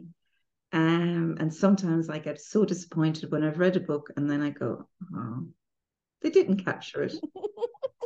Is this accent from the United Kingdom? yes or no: no; Ireland; I'm Irish